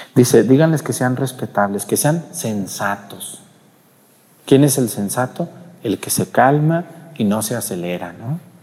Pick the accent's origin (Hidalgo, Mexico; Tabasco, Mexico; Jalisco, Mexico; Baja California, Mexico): Jalisco, Mexico; Mexticacán; En mi pueblo allá en Mesticacán, cuando yo era niño